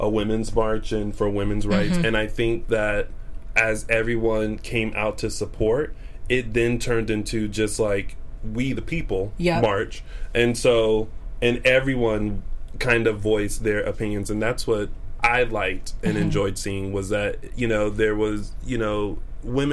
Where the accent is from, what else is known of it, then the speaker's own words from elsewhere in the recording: Columbia, South Carolina, United States; now in Los Angeles, United States; Columbia, South Carolina, which is my hometown